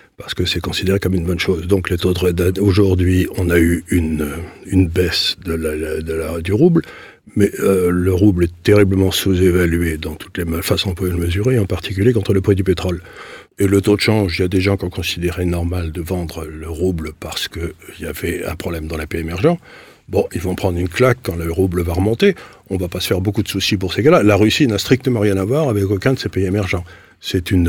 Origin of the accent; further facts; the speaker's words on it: Syria; moved away; je suis né en Syrie